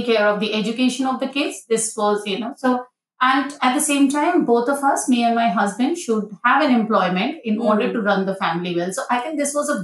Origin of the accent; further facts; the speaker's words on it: India; moved away as an adult; now in Australia; my place of origin is beautiful country called India